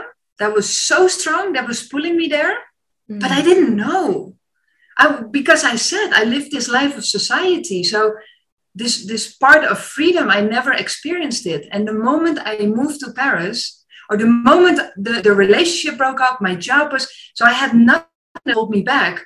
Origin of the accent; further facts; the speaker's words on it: Netherlands; moved away as an adult; also born or lived in China / France; my mom was in the meantime sending all vacancies from the Netherlands, like, oh, here's a cool teaching job, there you can go teach, all close to my hometown of my parents